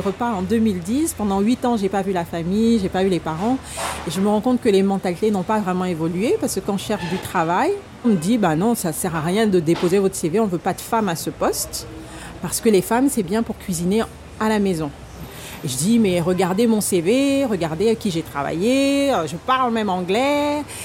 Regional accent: Gabon; now in France; j'ai grandi au Gabon

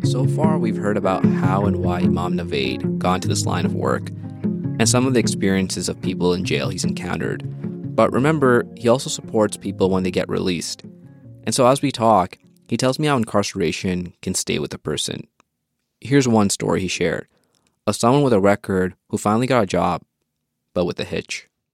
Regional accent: Edmonton, Alberta, Canada; moved away as an adult; now in Calgary, Canada; I was living in Edmonton, my hometown

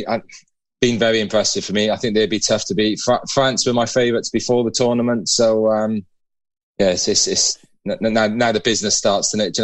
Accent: Wales, United Kingdom; I'm a Welshman

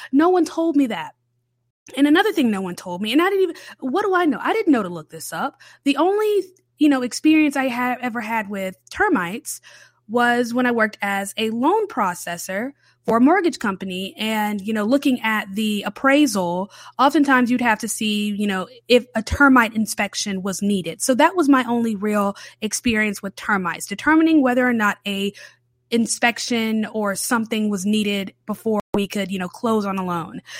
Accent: Charlotte, North Carolina, United States; moved away as an adult; now in New Orleans, United States; raised in the city of Charlotte in North Carolina

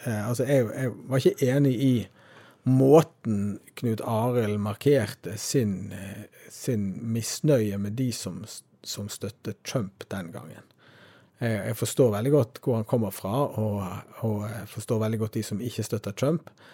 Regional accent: Norway; vi som nordmenn

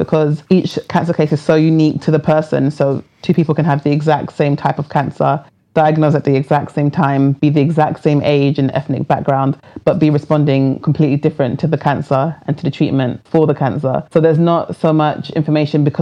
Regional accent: England, United Kingdom; I was born under the NHS system

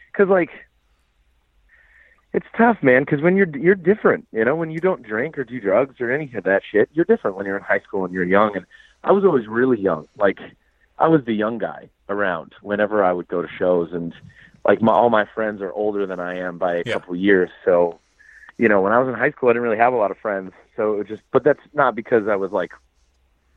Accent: Manchester, New Hampshire, United States; moved away; also born or lived in Boston, Massachusetts; my hometown is Manchester

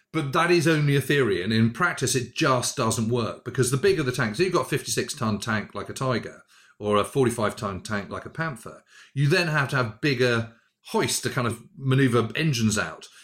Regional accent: United Kingdom; I'm a Brit

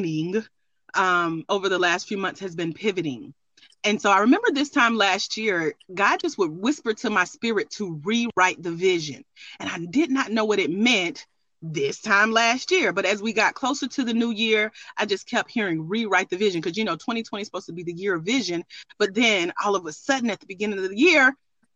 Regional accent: Douglasville, Georgia, United States; I grew up in Douglasville, Georgia, down the street

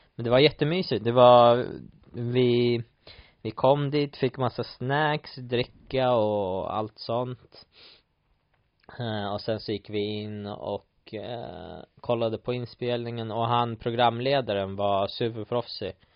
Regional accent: Sweden; moved away; hemma i Sverige

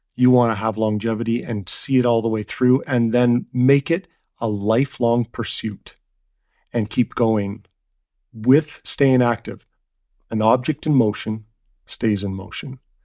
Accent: Canada; I'm from Canada

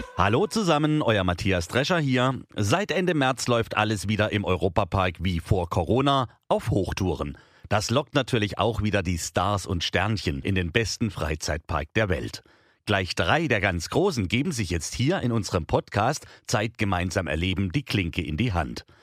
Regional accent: Offenburg, Baden-Württemberg, Germany; ich komme aus Offenburg

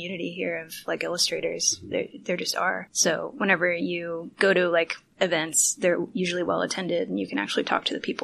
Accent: Kansas City, United States; moved away as an adult; now in New York, United States; we're both originally from Kansas City, which is a place that I love

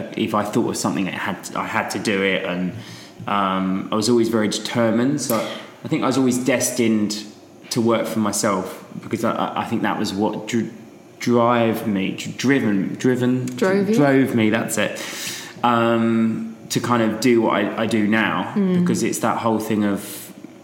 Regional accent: Strood, South East England, United Kingdom; also born or lived in Chatham; I was brought up in Kent and grew up in Strood.

